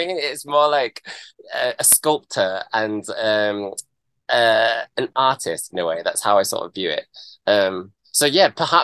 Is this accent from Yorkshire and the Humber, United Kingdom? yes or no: yes; Brighouse, Yorkshire and the Humber, United Kingdom; I'm from Yorkshire. I'm from Brighouse.